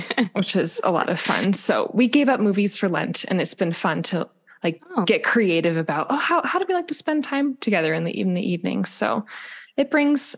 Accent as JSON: {"language": "English", "region": "Midwest", "country": "United States", "said": "In the Midwest. I'm from the Midwest"}